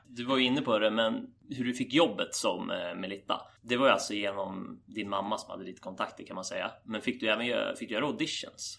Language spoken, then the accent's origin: Swedish; Köping/Arboga area, Västmanland, Sweden; från mina hemtrakter